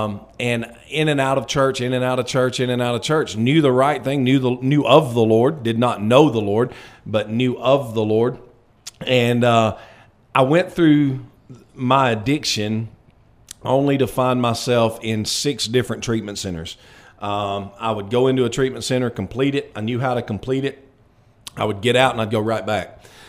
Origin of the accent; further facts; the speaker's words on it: Florence, Alabama, United States; also born or lived in Phoenix, Arizona; now in Russellville, United States; I'm originally from Florence. I'm originally born and raised in Florence, only child. Mom and dad, great people, great Christian people, raised me in church.